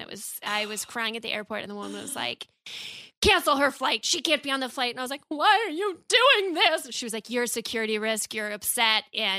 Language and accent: English; Libertyville, Illinois, United States; also born or lived in New York; now in Los Angeles, United States; I'm from Chicago.